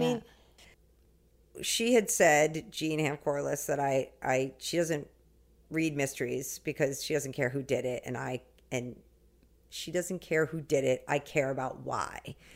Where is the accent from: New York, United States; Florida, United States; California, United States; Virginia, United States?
New York, United States; the Hamptons; I grew up in the Hamptons by the beach. I still live here now